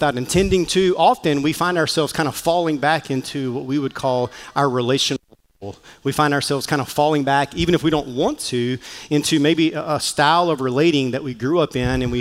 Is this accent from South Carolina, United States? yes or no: yes; Mullins, South Carolina, United States; accent: Southern; moved away; I grew up in the small town of Mullins, South Carolina